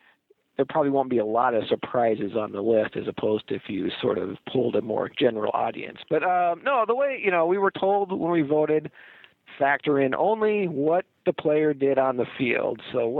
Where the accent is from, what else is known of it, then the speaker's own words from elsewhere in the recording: Seattle, Washington, United States; I was growing up in Seattle.